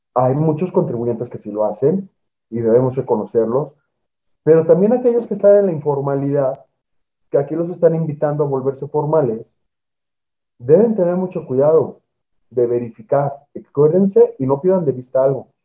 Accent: Mexico; todos los ciudadanos mexicanos

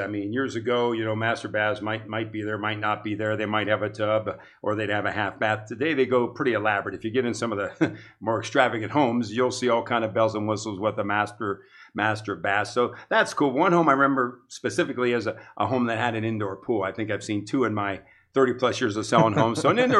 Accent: New Philadelphia, Ohio, United States; Well, I think really it was wholesome. It was one word I could say. Growing up in almost Mayberry back in that time

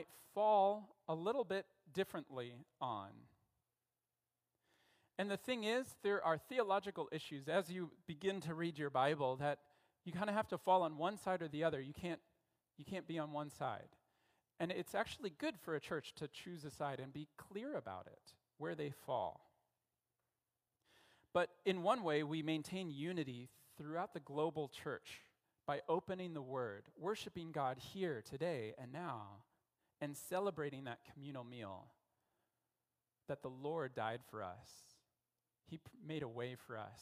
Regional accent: Denver, Colorado, United States; also born or lived in Philippines / Central America; now in Canada; I'm from Denver, Colorado

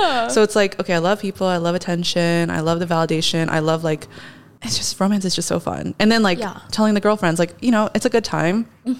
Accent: Los Angeles, California, United States; moved away as an adult; also born or lived in Houston; I am an LA native. Okay. I grew up in the South Bay.

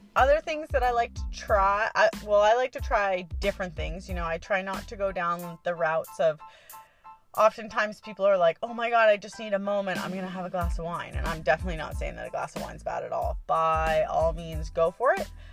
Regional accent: Canada; now in Hawaii, United States; I am originally from Canada and I'm only a permanent resident

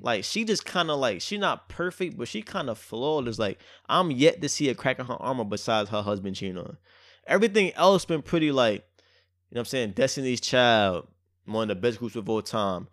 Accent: New York City, New York, United States; I'm so much from Brooklyn

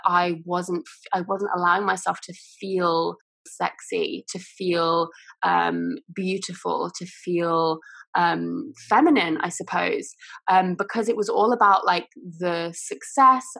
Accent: England, United Kingdom; also born or lived in Bali / Los Angeles; we were living in my hometown for years

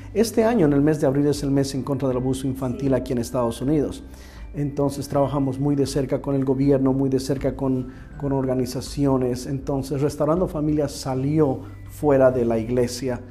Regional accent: Bolivia; now in Houston, United States; yo soy boliviano

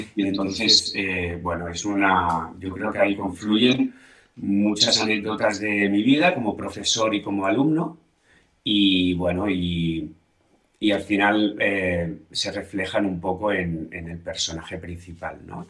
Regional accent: Blanes, Catalonia, Spain; mi pueblo

